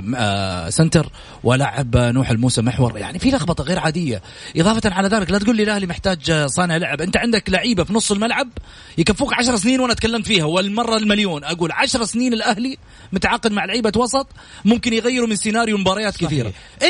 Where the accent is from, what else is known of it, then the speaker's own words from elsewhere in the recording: Saudi Arabia; لنا كسعوديين